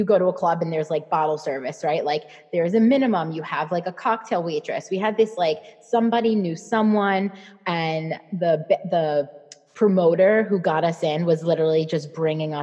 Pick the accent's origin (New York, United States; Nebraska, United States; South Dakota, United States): New York, United States; New York City; moved away as an adult; also born or lived in Hoboken, New Jersey; we both grew up in Staten Island. So I'm from New York. So we both grew up in Staten Island